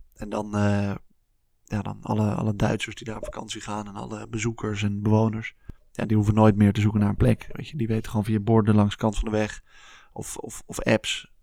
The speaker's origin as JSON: {"language": "Dutch", "town": "Haarlem", "region": "North Holland", "country": "Netherlands", "tie": "born or raised there", "also_born_or_lived": "Leiden", "said": "ben in Haarlem opgegroeid en toen ben ik uiteindelijk in Leiden beland."}